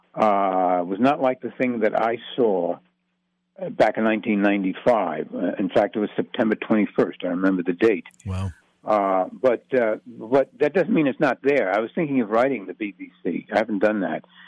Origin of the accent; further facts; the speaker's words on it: New York City, New York, United States; also born or lived in Manhattan, New York City; Astoria was my hometown. I was born in Astoria